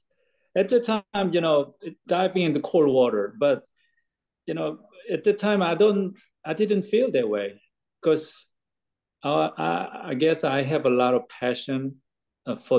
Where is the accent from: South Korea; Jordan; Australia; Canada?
South Korea; moved away as an adult; now in Kentucky, United States; I'm originally from Korea. I grew up there.